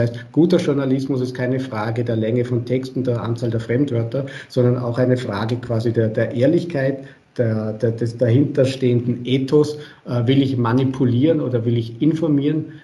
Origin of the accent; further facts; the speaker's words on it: Vorarlberg, Austria; Äh, ich bin Vorarlberger, Sie haben es erwähnt bei Ihrer, bei Ihrer Einleitung und Begrüßung.